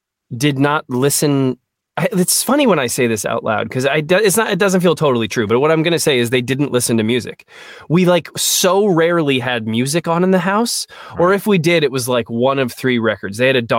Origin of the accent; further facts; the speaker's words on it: Rockville, Maryland, United States; I grew up in Rockville, Maryland. So like right outside of DC.